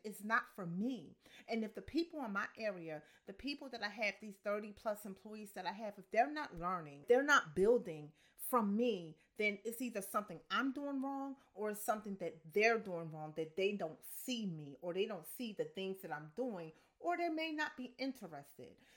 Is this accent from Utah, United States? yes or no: no; Camden, New Jersey, United States; I'm from Camden, New Jersey, so I grew up, yeah, I grew up in the hood